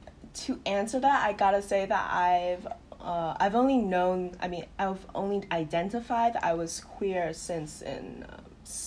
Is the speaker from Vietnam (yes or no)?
yes; Hanoi, Vietnam; I spent my whole life in Hanoi, Vietnam.